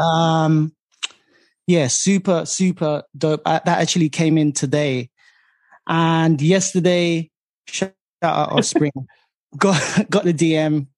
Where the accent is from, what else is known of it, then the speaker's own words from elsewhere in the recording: London, United Kingdom; growing up in East London